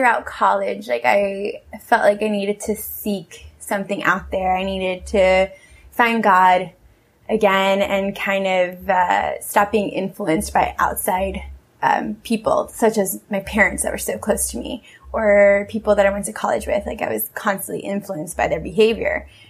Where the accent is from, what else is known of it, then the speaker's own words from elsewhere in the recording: Peru; I thought everything was supposed to be handed to me the way it was when I was growing up in Peru.